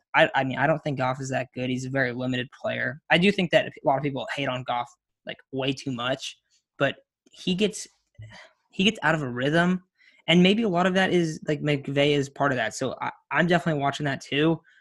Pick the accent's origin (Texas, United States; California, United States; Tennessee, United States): California, United States; Coachella Valley; also born or lived in San Luis Obispo, California; I am from the Coachella Valley